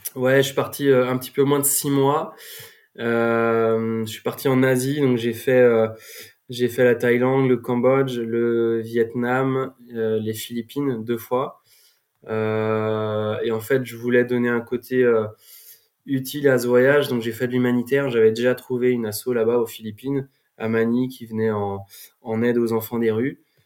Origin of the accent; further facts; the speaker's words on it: Vannes, Brittany, France; also born or lived in Nantes; moi, je suis originaire de Vannes